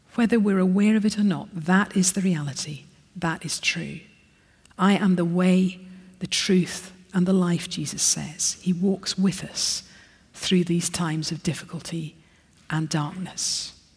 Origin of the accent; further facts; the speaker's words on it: Scotland, United Kingdom; accent: Scottish; I'm Scottish, sorry. So I've got Scottish pronunciations